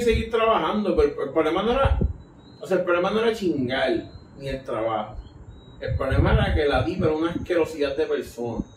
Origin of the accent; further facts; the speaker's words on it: Puerto Rico; yo soy de Puerto Rico